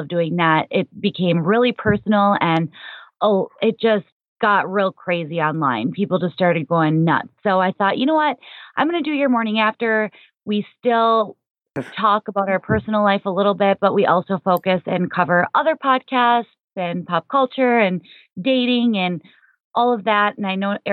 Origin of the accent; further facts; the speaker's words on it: Minnesota, United States; moved away as an adult; also born or lived in South Florida; I'm initially from Minnesota